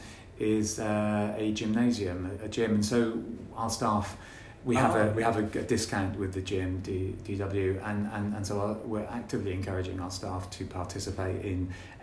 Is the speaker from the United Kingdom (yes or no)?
yes; Gloucester, South West England, United Kingdom; born or raised there